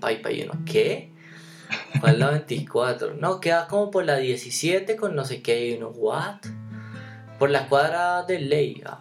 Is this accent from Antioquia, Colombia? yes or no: no; Bogotá, Colombia; nosotros los dos somos de, de Engativá